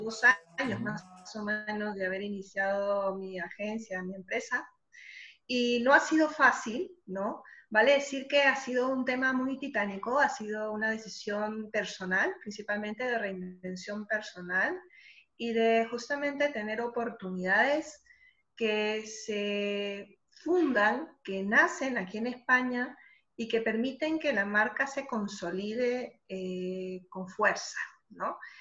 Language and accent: Spanish; Lima, Peru; moved away as an adult; now in Madrid, Spain; cuando voy para Lima voy a la casa de mis padres, que es donde siempre he vivido estando allá en La Molina